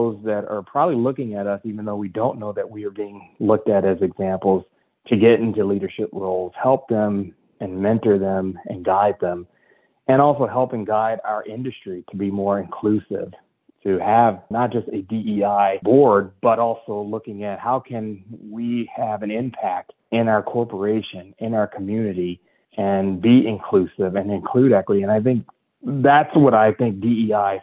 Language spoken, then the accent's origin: English; Northeastern Ohio, United States; growing up in Northeastern Ohio